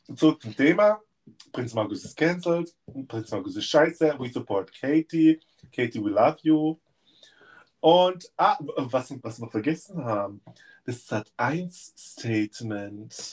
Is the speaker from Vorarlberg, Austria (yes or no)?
no; Innsbruck, Tyrol, Austria; Also Innsbruck ist meine Heimat